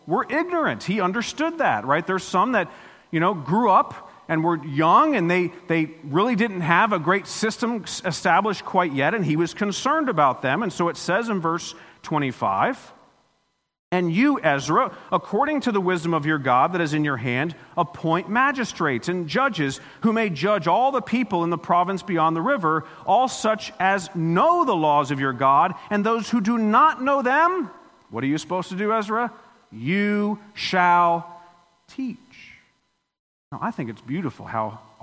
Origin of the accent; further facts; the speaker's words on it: Florida, United States; moved away; I grew up in Florida, lived there 40 years